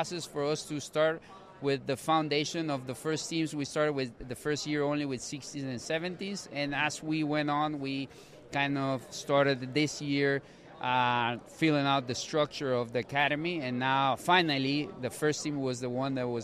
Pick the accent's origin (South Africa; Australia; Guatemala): Guatemala; moved away as an adult; also born or lived in Colorado, United States; now in St. Louis, United States; I'm originally from Guatemala. I've been in the States for 10 years, 5 years established in San Luis